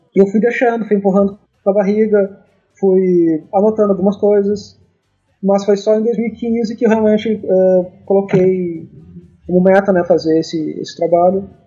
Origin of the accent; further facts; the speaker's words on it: Rosário do Sul, Rio Grande do Sul, Brazil; now in Porto Alegre, Brazil; eu sou do Rio Grande do Sul, moro em Porto Alegre, mas nasci no interior, em Rosário do Sul